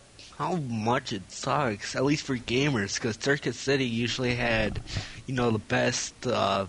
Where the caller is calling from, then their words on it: Wisconsin, United States; I'm calling from Wisconsin.